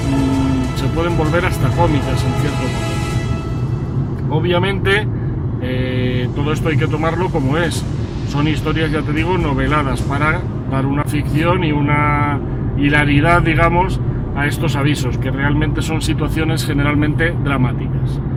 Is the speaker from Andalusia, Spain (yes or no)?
no; Madrid, Community of Madrid, Spain; now in Segovia, Spain; soy madrileño de nacimiento, aunque bueno, pues eh, ciudadano del mundo de adopción He vivido en varios sitios, he vivido en Madrid hasta 2004